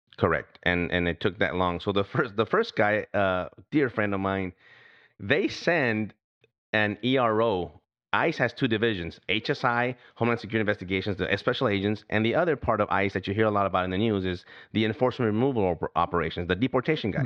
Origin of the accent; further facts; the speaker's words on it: United States; I'm from here, from the United States of America